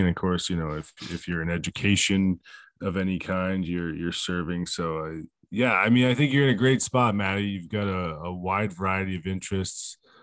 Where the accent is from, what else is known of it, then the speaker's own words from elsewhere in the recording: Vermont, United States; I'm from Vermont, okay? So it's Donder up here, bud.